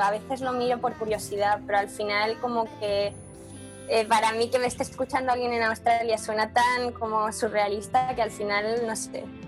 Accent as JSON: {"language": "Spanish", "country": "Spain", "moved": "yes", "lives_now": "London, United Kingdom", "said": "somos todos españoles músicos que vivimos aquí"}